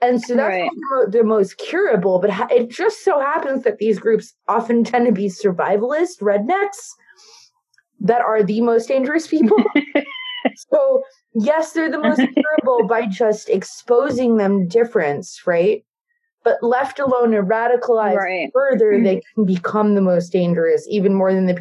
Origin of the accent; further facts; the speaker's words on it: New York, United States; growing up in New York